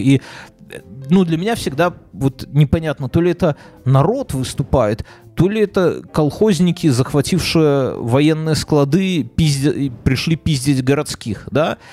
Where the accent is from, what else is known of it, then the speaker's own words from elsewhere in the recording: Belarus; я как как белорус